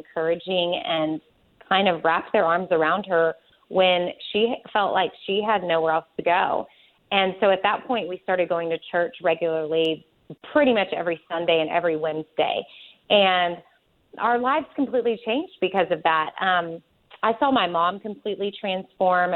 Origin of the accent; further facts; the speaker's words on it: Austin, Texas, United States; I am from Austin, Texas, born and raised, and lived in the same house my entire life, well, till I was 18